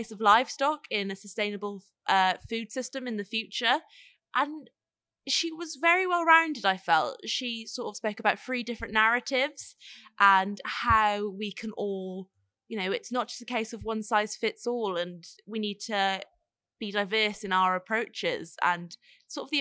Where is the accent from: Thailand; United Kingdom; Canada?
United Kingdom; middle of Wales; I am from Oud YFC, which is sort of in the middle of Wales.